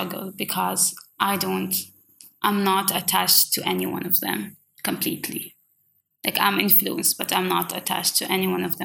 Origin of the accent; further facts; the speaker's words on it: Oman; first language Swahili and Arabic; English is a second language; moved away as an adult; also born or lived in Ireland; I was born in Oman and I've just grown up speaking Swahili and Arabic